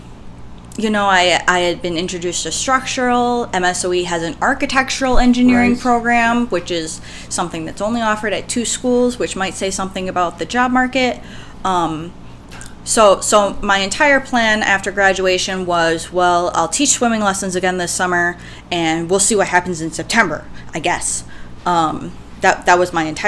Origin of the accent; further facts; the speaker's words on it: Milwaukee, Wisconsin, United States; I'm from Milwaukee, Wisconsin. I grew up in Milwaukee, born and raised in Milwaukee